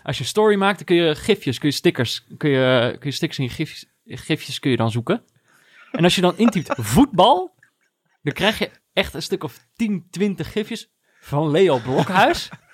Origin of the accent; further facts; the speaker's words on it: North Brabant, Netherlands; Jongens van mijn basisschool in Brabant